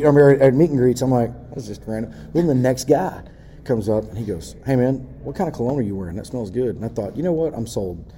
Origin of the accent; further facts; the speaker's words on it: Texas, United States; I came from Texas